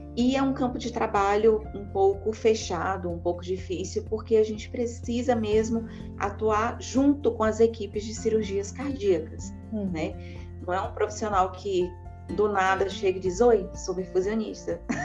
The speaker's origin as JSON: {"language": "Portuguese", "town": "Teresina", "region": "Piauí", "country": "Brazil", "tie": "born or raised there", "moved": "as an adult", "lives_now": "São Paulo, Brazil", "said": "Eu sou natural de Teresina, no Piauí"}